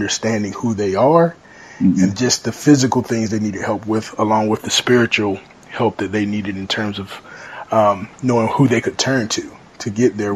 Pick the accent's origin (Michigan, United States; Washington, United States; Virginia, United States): Virginia, United States; Chesapeake; moved away as an adult; now in Raleigh, United States; I'm originally from Chesapeake, Virginia, but I now reside in Raleigh, North Carolina